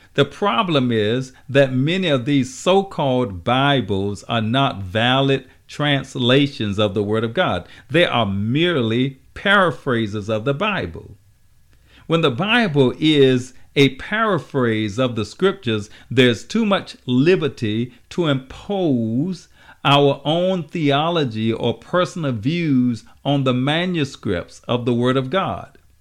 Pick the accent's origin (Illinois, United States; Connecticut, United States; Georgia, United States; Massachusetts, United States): Georgia, United States; Savannah; my hometown, Savannah, Georgia